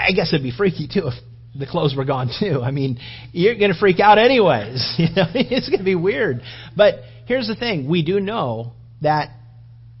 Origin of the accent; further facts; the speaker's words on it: California, United States; moved away; also born or lived in Florida; I grew up in California and I've lived in Florida